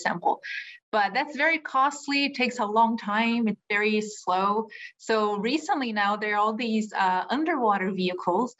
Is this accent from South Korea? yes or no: no; Brazil; moved away as an adult; also born or lived in Europe / California; now in Hawaii, United States; I'm from Brazil. I lived most of my life there. I did my undergraduate degree there in oceanography